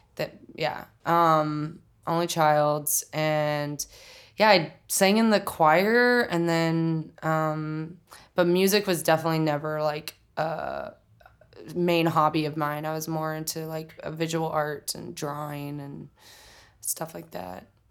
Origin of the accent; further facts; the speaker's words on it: Oklahoma City, Oklahoma, United States; moved away as an adult; also born or lived in Tulsa, Oklahoma; now in New York, United States; I grew up in Oklahoma City, or I was born in Tulsa, Oklahoma. Um, and I grew up in Oklahoma City for 18 years.